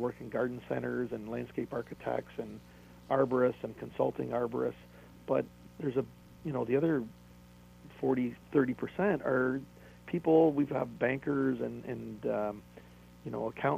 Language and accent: English; Toronto, Ontario, Canada; I'm from Toronto